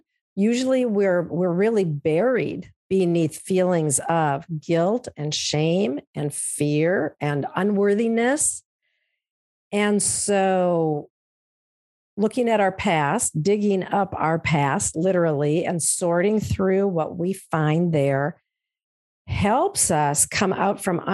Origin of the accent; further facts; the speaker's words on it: central Minnesota, United States; I'm from Minnesota, grew up here in a small town in kind of central Minnesota in a rural area